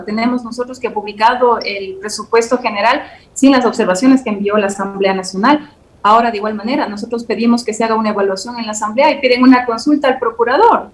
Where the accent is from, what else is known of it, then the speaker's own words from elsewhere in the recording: Ecuador; somos nosotros los ecuatorianos